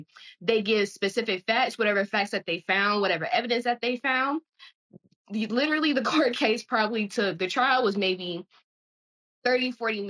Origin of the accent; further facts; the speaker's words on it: United States; we're American.